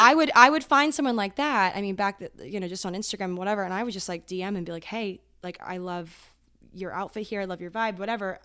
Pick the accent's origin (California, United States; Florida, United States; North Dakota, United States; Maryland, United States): Maryland, United States; moved away as an adult; now in New York, United States; I am from Maryland